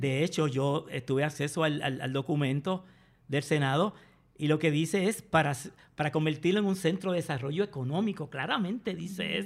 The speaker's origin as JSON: {"language": "Spanish", "country": "Puerto Rico"}